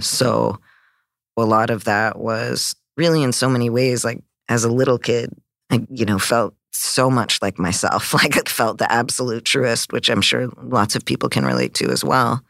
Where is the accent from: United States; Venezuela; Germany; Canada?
Canada; growing up in Canada